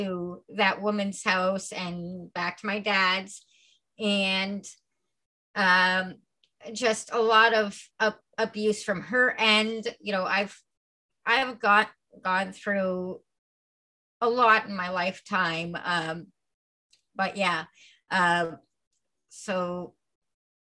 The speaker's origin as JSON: {"language": "English", "town": "Milton", "region": "Ontario", "country": "Canada", "tie": "born or raised there", "also_born_or_lived": "Acton / Ottawa / Kitchener", "lives_now": "Toronto, Canada", "said": "I was raised in Milton, and then I moved to Acton, then I moved to Ottawa, then I moved to Kitchener. I've been everywhere"}